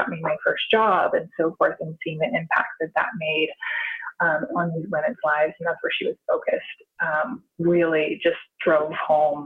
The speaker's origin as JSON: {"language": "English", "region": "Idaho", "country": "United States", "tie": "born or raised there", "also_born_or_lived": "Baltimore, Maryland / Seattle", "moved": "yes", "said": "I was born in Idaho, and then my parents moved us to Baltimore, and I was going to a private school that was connected to Johns Hopkins University. And I had an incredible opportunities for schooling and programming and classes when I was there. And then in high school, I moved to Idaho, very rural Idaho"}